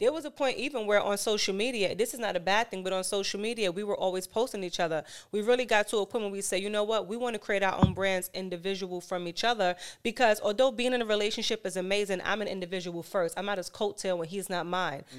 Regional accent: New York City, New York, United States; I'm from Harlem, born and raised

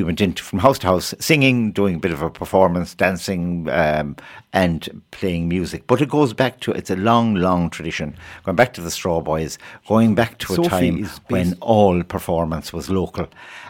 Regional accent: West Limerick, Munster, Ireland; I come from West Limerick myself

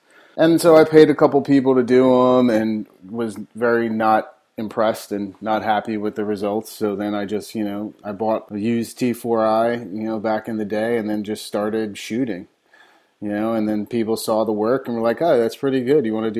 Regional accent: Elizabeth, New Jersey, United States; moved away as an adult; now in New Orleans, United States; I'm originally from Elizabeth, New Jersey, right outside Newark. I came to New Orleans in 2002 to go to school at Loyola for music industry studies

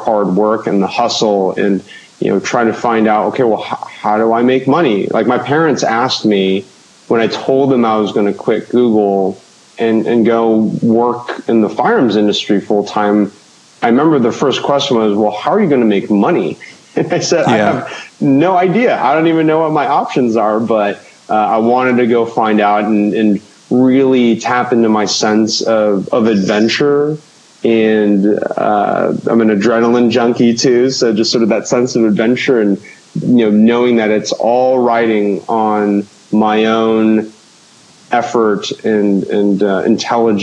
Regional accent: Orange County, California, United States; I grew up in Orange County, so down at On Target in Laguna Niguel

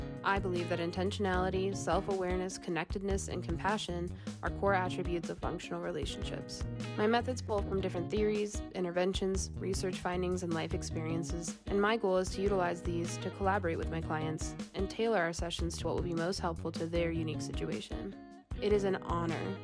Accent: Denver, Colorado, United States; I grew up here in Denver

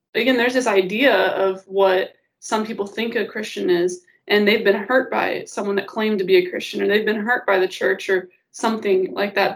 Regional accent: Auburn, Illinois, United States; I'm from Auburn, Illinois. Um, my dad's a pastor at Meadowbrook Baptist Church, um, and I've been there since I was about one years old

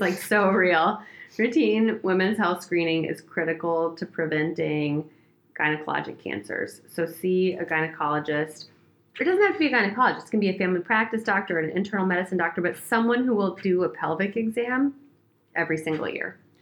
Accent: Oregon, United States; moved away as an adult; I'm from Oregon, I grew up there

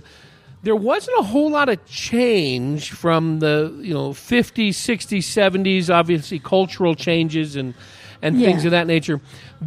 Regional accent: Hayward, California, United States; moved away as an adult; now in Chino Valley, United States; Chino Valley, where I live now, 63 square miles, almost exactly the same as Hayward, California, where I grew up

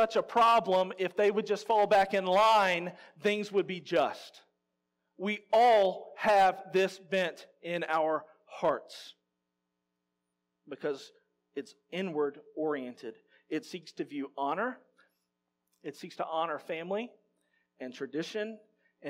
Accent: Louisiana, United States; I'm from Louisiana

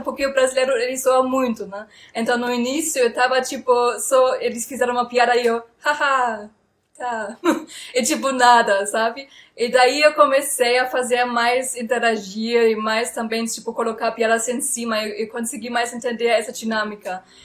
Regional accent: Frankfurt, Hesse, Germany; Portuguese is a second language; moved away as an adult; now in Brazil; eu sou alemã e nasci em Frankfurt

